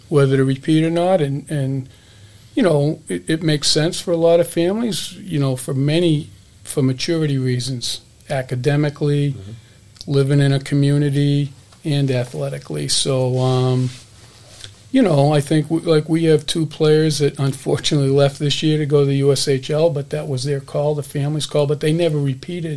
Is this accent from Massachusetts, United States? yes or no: yes; Hudson, Massachusetts, United States; growing up in Hudson, Mass, it was a it was a hockey town